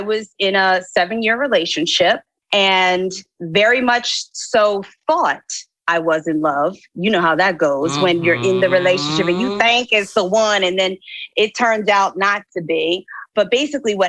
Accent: Philadelphia, Pennsylvania, United States; born or raised there; moved away as an adult; also born or lived in New York

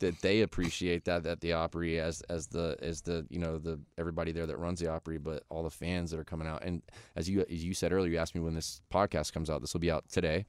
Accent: Florida, United States; now in Nashville, United States; where I grew up in Florida

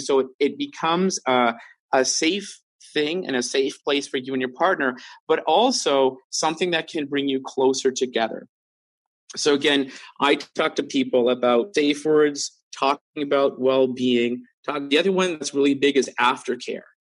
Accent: Vancouver, British Columbia, Canada; growing up in Vancouver

